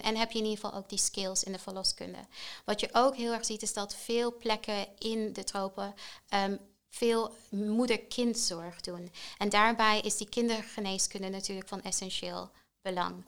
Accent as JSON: {"language": "Dutch", "country": "Tanzania", "tie": "born or raised there", "moved": "yes", "lives_now": "Netherlands", "said": "Ik ben opgegroeid in Tanzania."}